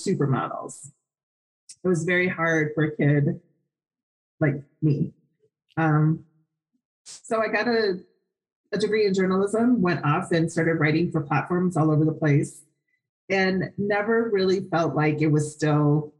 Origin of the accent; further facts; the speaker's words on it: Wisconsin, United States; now in Phoenix, United States; I'm from Wisconsin